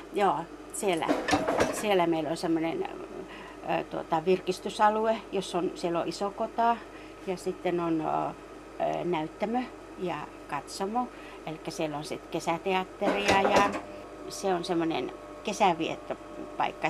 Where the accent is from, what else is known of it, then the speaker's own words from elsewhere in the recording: Rovaniemi, Lapland, Finland; meillä Songassa ei pelätä näitä näitä urakoita